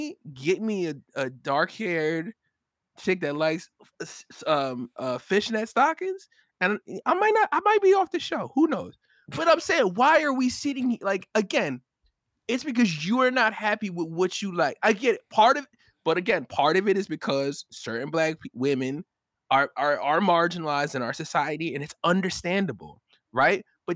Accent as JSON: {"language": "English", "region": "New York", "country": "United States", "tie": "born or raised there", "said": "And then I went to another side of town where I grew up in New York or whatever."}